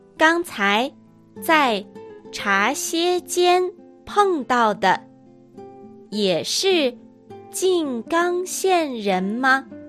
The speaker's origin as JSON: {"language": "Japanese", "area": "Northeast", "region": "Northeast China", "country": "China", "accent": "Dongbei", "said": "私は東北人ですので、東北なまりがあります"}